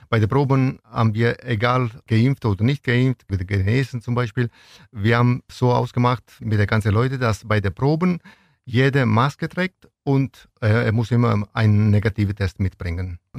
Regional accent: Venosa, Basilicata, Italy; German is a second language; now in Ulm, Germany; ich möchte irgendwann diese Tradition von meinem Stadt Venosa nach Ulm und Neuem bringen.

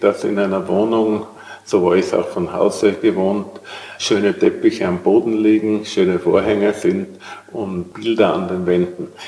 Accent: Tyrol, Austria; accent: Tyrolean; now in Vienna, Austria; wie Sie vielleicht hören, bin ich Tiroler und bin im Jahr 1968 nach Wien gekommen

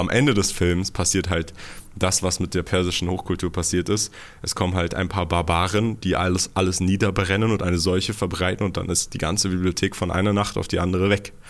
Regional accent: Germany; ich bin ja in Deutschland groß geworden

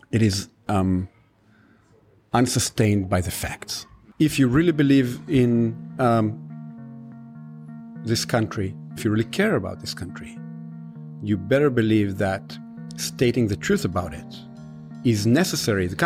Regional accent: Galilee, Northern District, Israel; English is a second language; moved away as an adult; also born or lived in Haifa / Tel Aviv; now in New York, United States; In Israel, in the Galilee, on a very small place originally with 15 families, maybe not even, um, in the north part of the country, almost on the on the border to Lebanon.

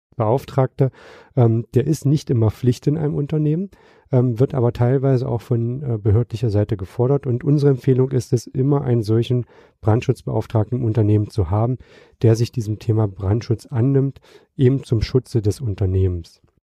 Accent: Magdeburg, Saxony-Anhalt, Germany; moved away; also born or lived in Hamburg; meine Heimatstadt, das wäre Magdeburg

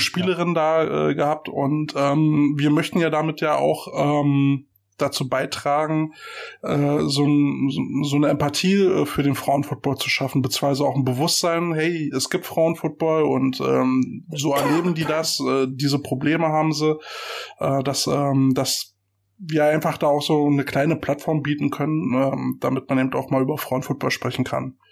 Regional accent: Germany; Für uns Deutsche

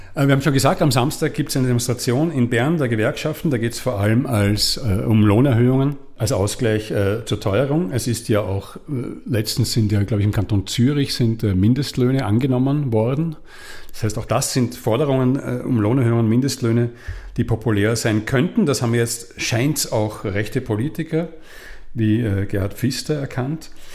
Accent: Austria; now in Switzerland; ich komme aus Österreich

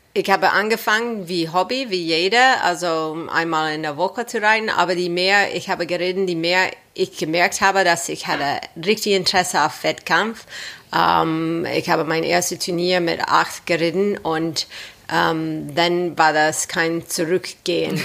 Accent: Los Angeles, California, United States; German is a second language; moved away as an adult; now in Germany; warum ich ganz nach Deutschland gekommen bin, aus Los Angeles, Kalifornien

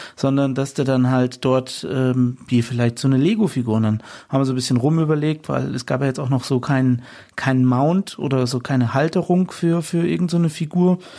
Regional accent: Fulda, Hesse, Germany; hier bei uns in meiner Heimatstadt in Fulda

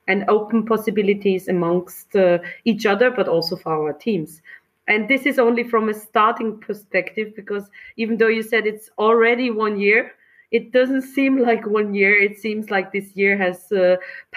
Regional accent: Austria; accent: Austrian; my charming Austrian accent

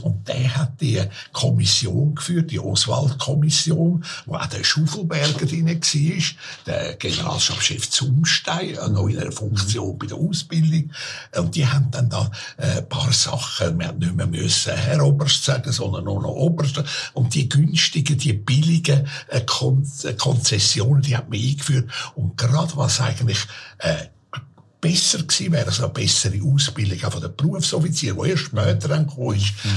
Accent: Zürich, Switzerland; Ich bin in Hottingen aufgewachsen, ein gutes Quartier dort gewesen.

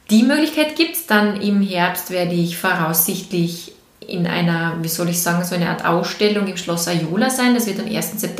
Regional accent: Vorarlberg, Austria; now in Graz, Austria; ich bin aus Vorarlberg, ich bin gebürtige Vorarlbergerin und ich fahre mehrmals im Jahr nach Hause ich nenne es nach Hause.

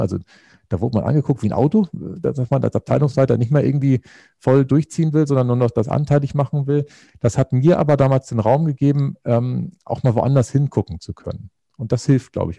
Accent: Northern Germany, Germany; moved away as an adult; also born or lived in Baden-Württemberg; ich bin auf dem Bauernhof groß geworden. Das ist tatsächlich etwas äh, in Norddeutschland

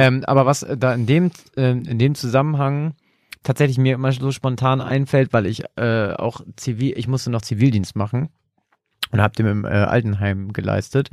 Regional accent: Germany; ich komme ja ursprünglich auch aus einem kleinen Dörfchen in der Nähe von Bremen

